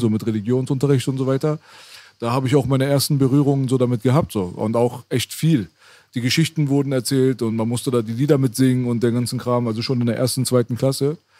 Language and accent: German; Iran; now in Germany; ich bin im Iran geboren, mitten im Krieg